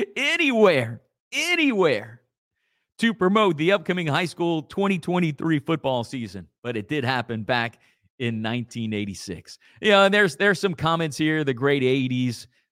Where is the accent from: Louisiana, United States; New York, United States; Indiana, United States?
Louisiana, United States; Acadia Parish; growing up in Acadia Parish, those old brown Acadia Parish